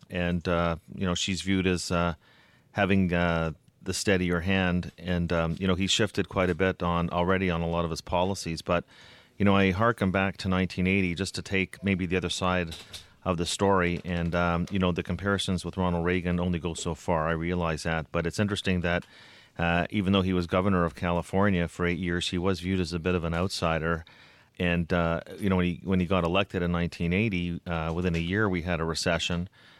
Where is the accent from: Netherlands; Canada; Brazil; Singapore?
Canada; And in fact, I'm not even going to vote. How about that? Being a Canadian